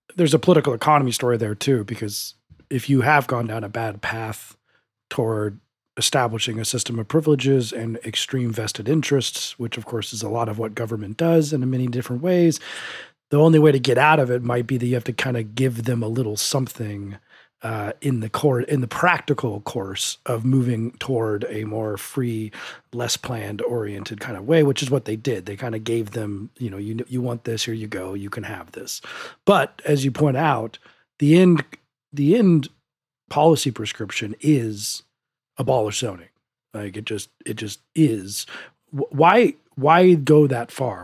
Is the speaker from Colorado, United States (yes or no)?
yes; Denver, Colorado, United States; my hometown of Denver